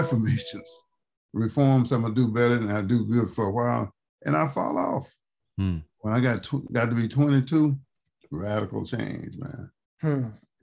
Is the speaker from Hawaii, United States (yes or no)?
no; Slaughter, Mississippi, United States; When I was a child down in Slaughter, Mississippi